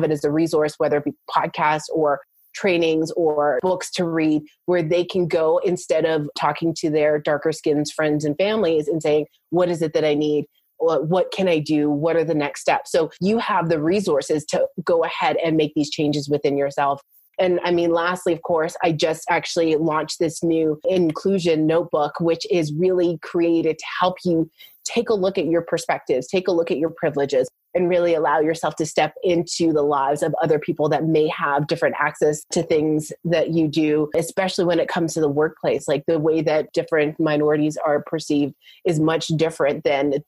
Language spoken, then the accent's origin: English; Canada; also born or lived in United States; I'm actually Canadian. So I live in between Canada and the US